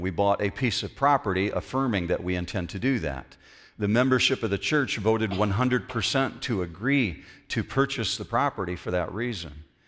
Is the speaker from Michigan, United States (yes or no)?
yes; Western Michigan, United States; we grew up in Western Michigan